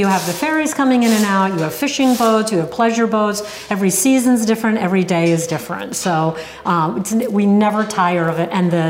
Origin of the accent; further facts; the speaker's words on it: Connecticut, United States; also born or lived in New England; now in Cape Cod, United States; Well, many places, but I'm from Connecticut originally.